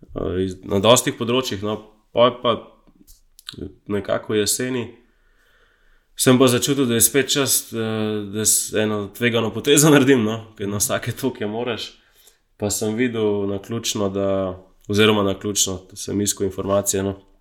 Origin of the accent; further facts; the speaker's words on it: Slovenia; sem iz Slovenije